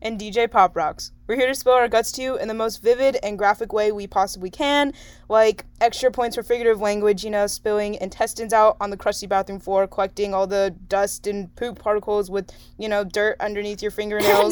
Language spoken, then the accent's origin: English; San Diego, California, United States; also born or lived in China; my parents imported me to San Diego when I was like a year old